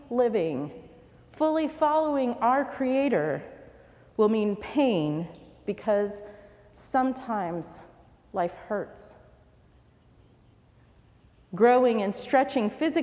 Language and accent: English; United States; Like many immigrants, she hoped that my life growing up in America would mean a comfortable life.